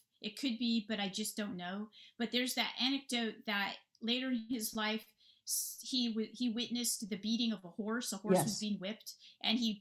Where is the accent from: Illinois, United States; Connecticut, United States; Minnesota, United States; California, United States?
California, United States; Silicon Valley; I'm from California in the Silicon Valley region